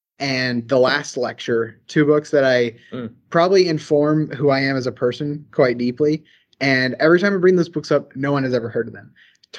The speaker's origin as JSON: {"language": "English", "area": "the South", "region": "Southern United States", "country": "United States", "accent": "Southern", "said": "I come from a really rural area. I'm sure my Southern accent is coming through quite a bit"}